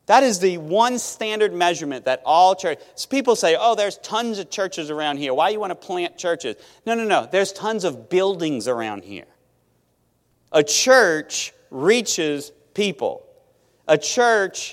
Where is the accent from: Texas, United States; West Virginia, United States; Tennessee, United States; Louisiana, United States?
Louisiana, United States; Metairie; also born or lived in Thibodaux, Louisiana / Mississippi; I'm from Metairie